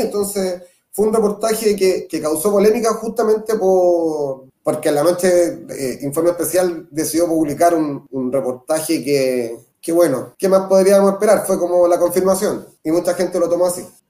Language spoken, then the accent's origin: Spanish; Concepción, Biobío, Chile; Soy periodista de Concepción